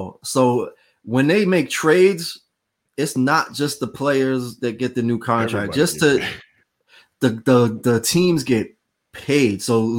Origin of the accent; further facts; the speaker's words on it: Boston, Massachusetts, United States; I'm from Boston